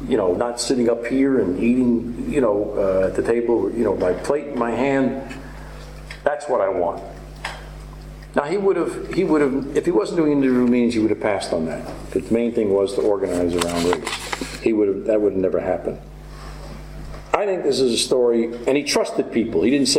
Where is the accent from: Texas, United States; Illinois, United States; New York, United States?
New York, United States; New York City; I'm from New York City and on the street